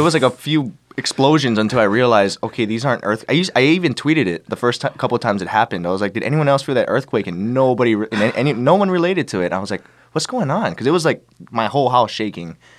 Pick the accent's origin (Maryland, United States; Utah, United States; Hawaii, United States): Hawaii, United States; moved away as an adult; also born or lived in Los Angeles; now in Las Vegas, United States; I grew up in Hawaii